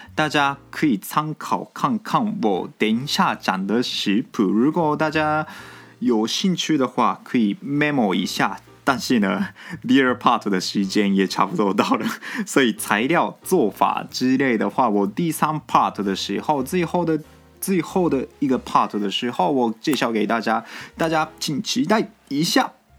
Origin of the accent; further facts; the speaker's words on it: Japan; Chinese is a second language; 我们日本人最期待的一周